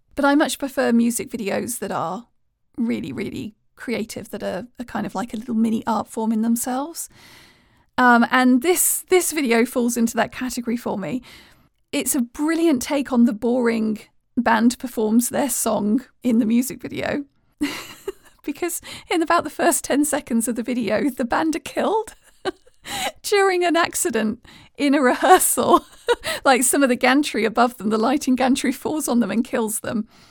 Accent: United Kingdom; being British

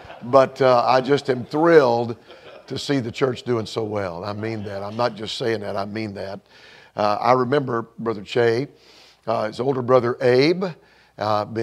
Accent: Bourbonnais, Illinois, United States; Uh, we are from Bourbonnais, Illinois.

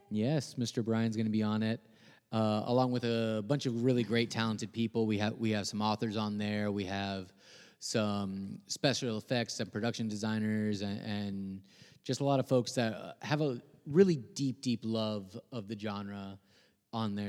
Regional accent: Guaynabo, Puerto Rico; also born or lived in Rio Piedras, Puerto Rico; now in United States; So, I was born in Rio Piedras, Puerto Rico. Um, I grew up in a city called Guaynabo.

